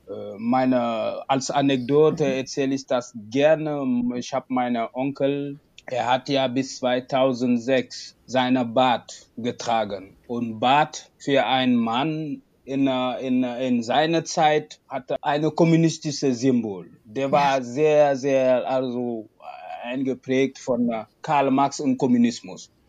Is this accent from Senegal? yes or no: yes; Senegal; German is a second language; moved away as an adult; also born or lived in Düsseldorf, Germany; now in Wuppertal, Germany; Also ich bin in Senegal geboren, da habe ich auch gelebt bis zum, bis zum 24., äh, 23. Jahr äh, meines Lebens und dann bin wegen Studium nach Deutschland.